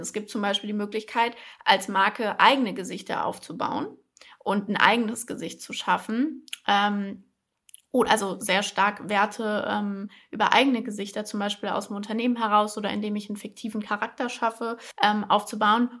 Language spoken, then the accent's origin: German; Frankfurt, Hesse, Germany; moved away as an adult; now in Berlin, Germany; in Frankfurt geboren und aufgewachsen, bin letztes Jahr nach Berlin gezogen